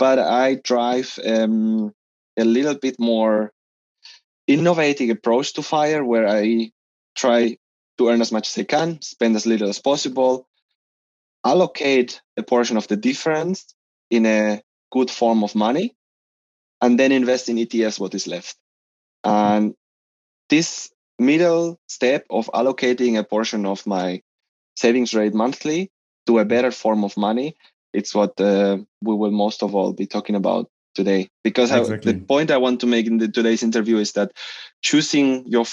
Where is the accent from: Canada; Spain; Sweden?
Spain; English is a second language; moved away as an adult; now in Stuttgart, Germany; I come from Spain, but I'm living as an expat in the south of Germany, in Stuttgart, for almost 8 years already. I came in the year 2013 for an Erasmus